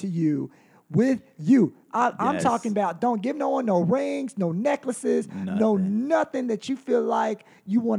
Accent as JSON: {"language": "English", "region": "North Carolina", "country": "United States", "said": "I'm from North Carolina"}